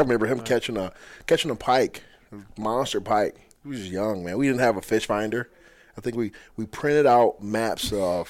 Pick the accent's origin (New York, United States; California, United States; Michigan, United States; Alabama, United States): Michigan, United States; Detroit River; I grew up on the Detroit River.